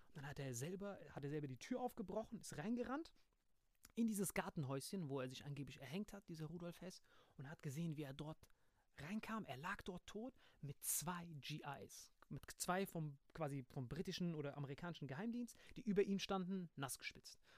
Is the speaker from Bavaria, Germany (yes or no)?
no; Bad Kreuznach, Rhineland-Palatinate, Germany; in meiner Heimatstadt aufgetreten bist, in Bad Kreuznach